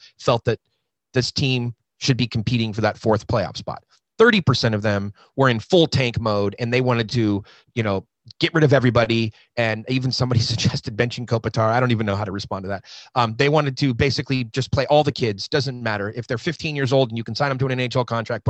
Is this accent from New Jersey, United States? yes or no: no; Southern California, United States; born and raised in Southern California